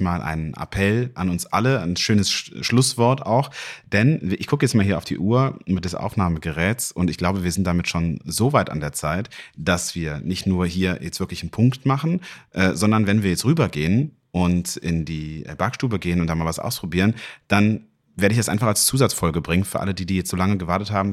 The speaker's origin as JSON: {"language": "German", "region": "North Rhine-Westphalia", "country": "Germany", "tie": "born or raised there", "said": "in meiner Heimat NRW"}